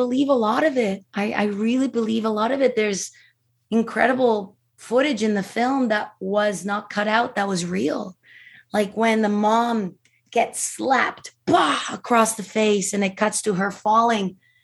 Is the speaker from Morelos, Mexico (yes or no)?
no; Mexico City, Mexico; I'm from Mexico City. So we know, you know, as Mexicans, as Latin Americans, we are very superstitious, very spiritual people. We believe in everything you can imagine, you know, and so I grew up in a very Catholic house